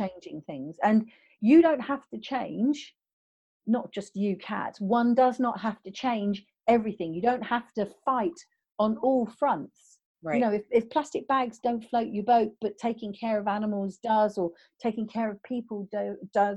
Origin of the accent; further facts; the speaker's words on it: United Kingdom; I'm British